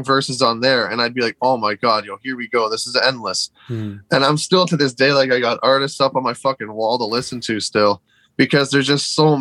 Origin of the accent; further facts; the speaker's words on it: outside Toronto, Ontario, Canada; We're Canadian. Like, I was born, like, you know, like 15 minutes outside Toronto. Like, this is my area